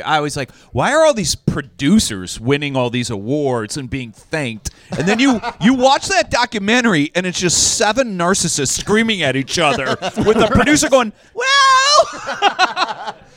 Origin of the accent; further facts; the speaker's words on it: Cleveland, Ohio, United States; growing up in Cleveland